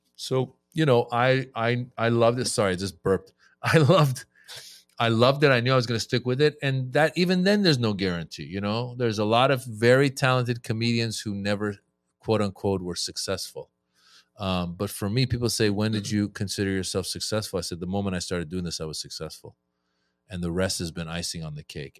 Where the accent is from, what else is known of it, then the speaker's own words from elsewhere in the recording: Northern California, United States; also born or lived in Iran; born in Iran. I grew up in Northern California